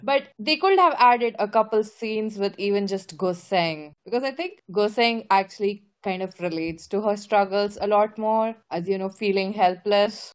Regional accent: India; As an Indian

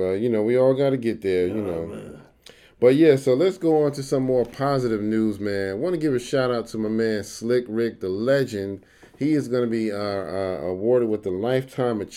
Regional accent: New York, United States; now in North Carolina, United States; I'm a city boy. I'm from New York

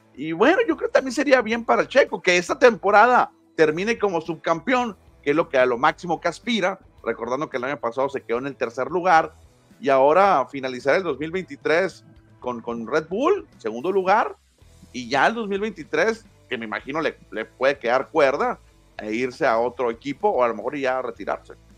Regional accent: Hermosillo, Sonora, Mexico; somos de Hermosillo

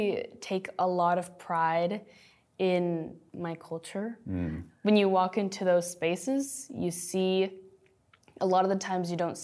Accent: United States; And a lot of the times I feel like I'm not Mexican enough or I'm not Filipino enough, especially when you grow up in the U.S., but you are multi-ethnic.

